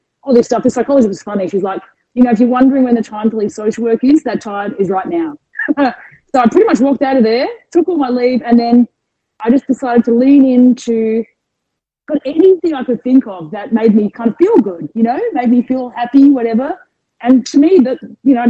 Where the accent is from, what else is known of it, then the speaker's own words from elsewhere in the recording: Adelaide, South Australia, Australia; moved away as an adult; also born or lived in Arizona / United Kingdom; now in Melbourne, Australia; born and raised in Adelaide